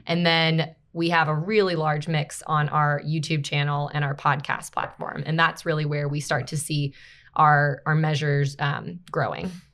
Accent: Baltimore, Maryland, United States; moved away as an adult; also born or lived in Greenville, South Carolina; I'm from Baltimore, Maryland originally

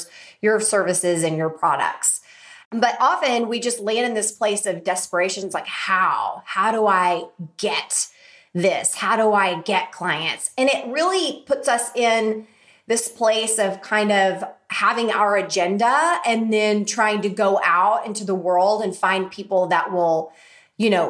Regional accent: Oklahoma, United States; my little town that I grew up in Oklahoma

